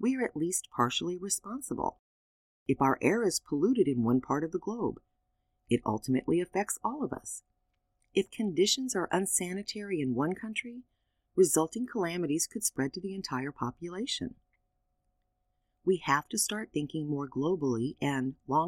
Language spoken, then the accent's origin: English; United States; being an American